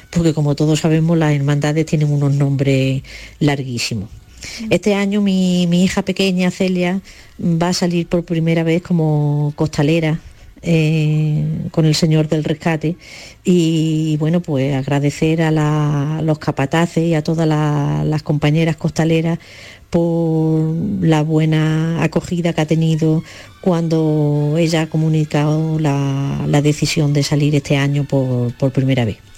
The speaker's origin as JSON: {"language": "Spanish", "town": "Torredonjimeno", "region": "Andalusia", "country": "Spain", "said": "de Torredón Jiménez."}